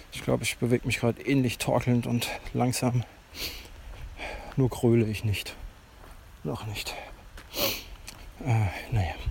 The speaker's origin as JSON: {"language": "German", "town": "Ettling", "country": "Germany", "tie": "born or raised there", "said": "ist der Ort, in dem ich lange zur Schule gegangen bin, meinen Abschluss gemacht habe, quasi meine Jugend hier verbracht in Ettling."}